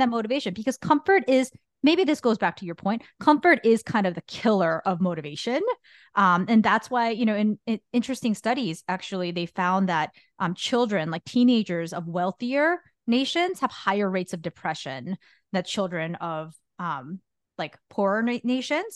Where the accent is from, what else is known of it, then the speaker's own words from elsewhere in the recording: Guatemala; moved away; I grew up in Guatemala